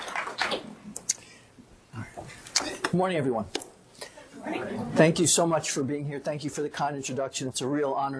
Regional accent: New York City, New York, United States; moved away; also born or lived in Puerto Rico / Boston, Massachusetts; I grew up in New York City. Grew up in a bilingual, bicultural home

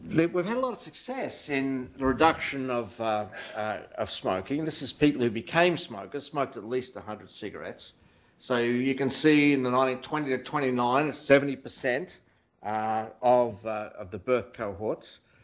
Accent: Australia; moved away as an adult; now in United States; I was from Australia

